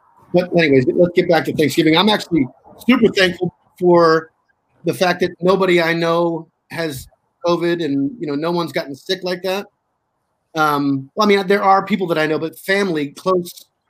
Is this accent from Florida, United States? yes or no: no; Washington, District of Columbia, United States; moved away as an adult; now in Los Angeles, United States; I was actually from D.C., Washington, D.C.